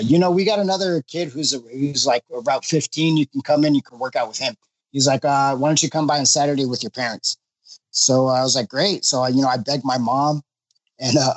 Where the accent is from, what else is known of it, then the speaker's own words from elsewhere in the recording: Los Angeles, California, United States; I grew up in Los Angeles